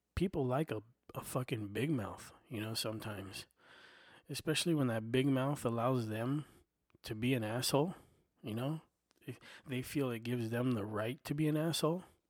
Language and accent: English; United States; I'm an American. I was born right here.